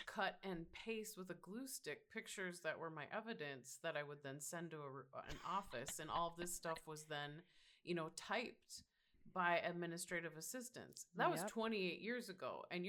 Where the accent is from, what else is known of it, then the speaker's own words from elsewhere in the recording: Minnesota, United States; that's me as a Minnesotan saying.